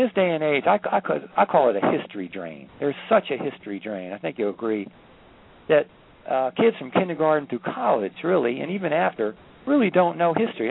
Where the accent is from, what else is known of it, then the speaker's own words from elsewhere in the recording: Washington, District of Columbia, United States; I grew up in Washington D.C.